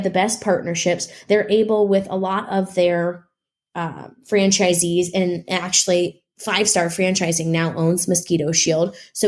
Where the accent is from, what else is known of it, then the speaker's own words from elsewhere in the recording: Midwest, United States; Well, I'm from the Midwest, so work isn't like scary to me.